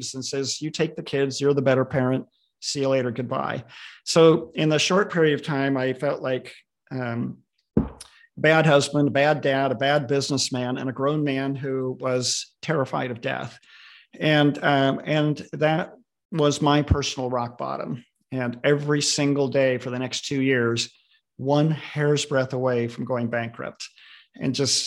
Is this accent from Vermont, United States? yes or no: no; Southern California, United States; moved away as an adult; now in Redmond, United States; Lived here for most of my adult life, although I grew up in Southern California